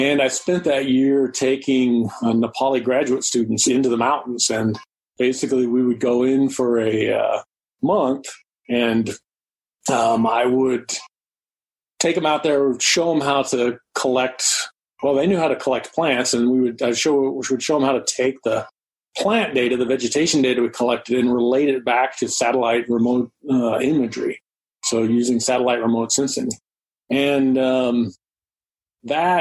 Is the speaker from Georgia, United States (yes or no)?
yes; Georgia, United States; I grew up in Georgia